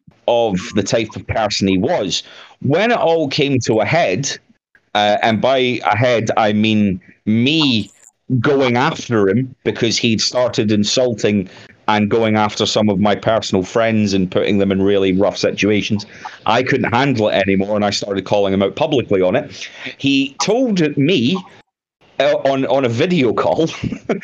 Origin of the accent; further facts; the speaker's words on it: Scotland, United Kingdom; I'm Scottish